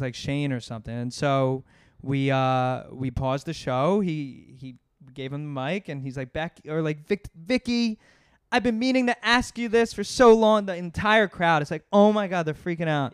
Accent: Voorhees, New Jersey, United States; now in New York, United States; I'm from New Jersey. Grew up outside Philadelphia

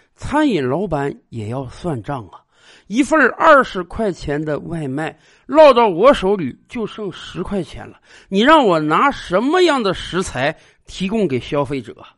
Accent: China; 我们中国人

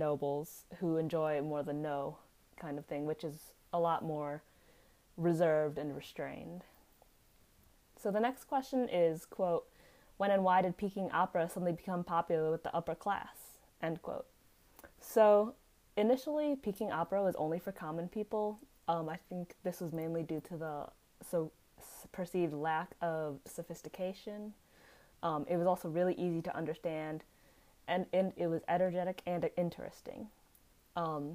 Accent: United States; as an American

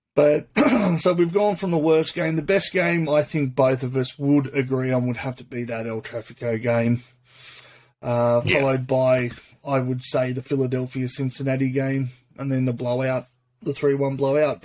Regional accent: Sydney, New South Wales, Australia; I'm from Sydney

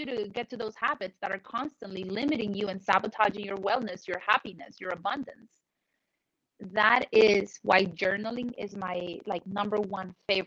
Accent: Colombia; moved away; when I was in Colombia, I grew up in South America

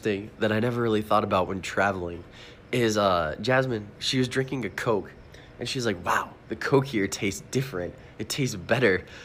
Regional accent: North Dakota, United States; I'm from North Dakota

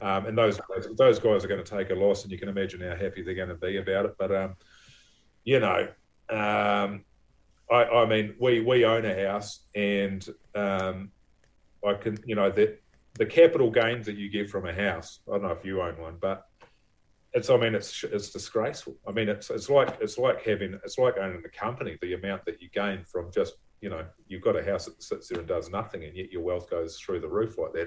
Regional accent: Levin, Manawatū-Whanganui, New Zealand; also born or lived in Wellington; now in Waiheke Island, New Zealand; I grew up in Levin

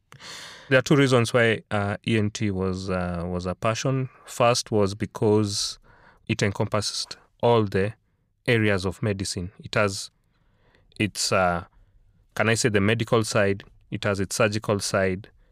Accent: Nairobi, Kenya; moved away as an adult; also born or lived in South Africa; born and raised in Nairobi, school in Nairobi all my life

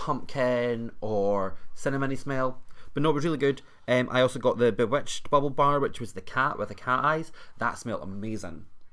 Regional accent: Scotland, United Kingdom; also born or lived in Fife / Edinburgh; I'm Scottish

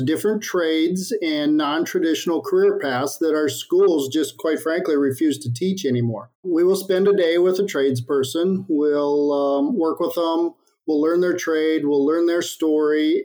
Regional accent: Midwest, United States; I grew up in the Midwest on a small town farm

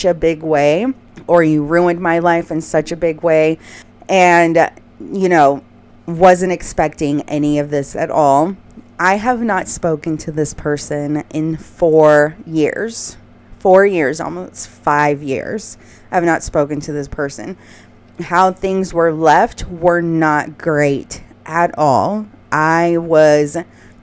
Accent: Houston, Texas, United States; moved away; I was back in my hometown in Houston

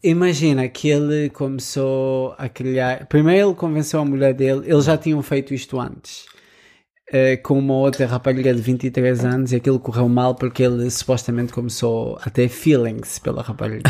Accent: Lisbon, Portugal; que era de Lisboa

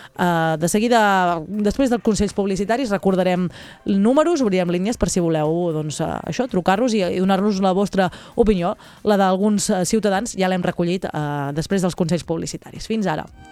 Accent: Alt Empordà, Catalonia, Spain; jo que sóc de l'Alt Empordà

